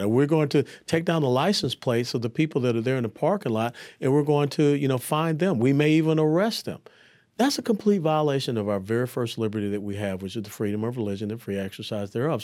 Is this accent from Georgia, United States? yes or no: yes; Atlanta, Georgia, United States; also born or lived in Tennessee; I was born and raised in Atlanta, Georgia